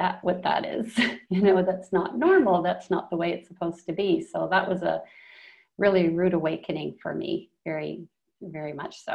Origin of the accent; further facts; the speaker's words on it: Canada; now in Colombia; I'm from Canada originally